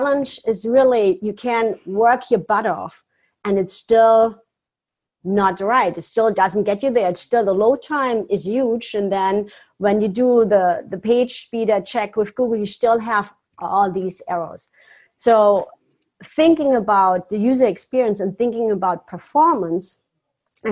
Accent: Germany; now in Florida, United States; I'm originally from Germany. I live now in beautiful Florida

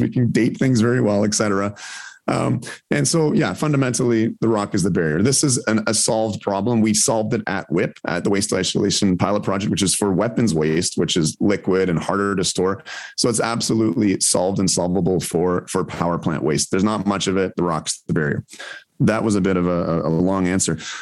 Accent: Ontario, Canada; I grew up in Ontario

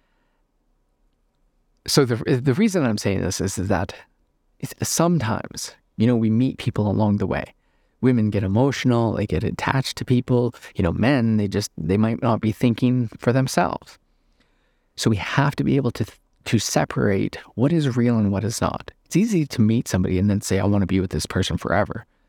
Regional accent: Northern Canada, Canada; I'm from Northern Canada

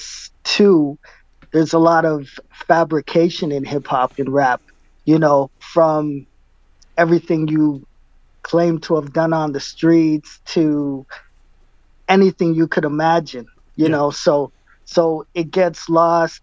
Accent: Winnipeg, Manitoba, Canada; I was born and raised in Winnipeg, and proud to be from here

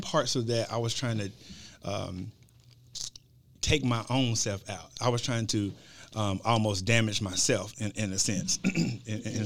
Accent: Marshall, Texas, United States; moved away as an adult; also born or lived in Tyler, Texas / Magnolia, Arkansas; now in Conway, United States; I'm originally from Marshall, Texas.

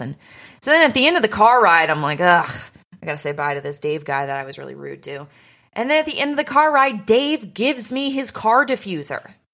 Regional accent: Canada; moved away; in my hometown

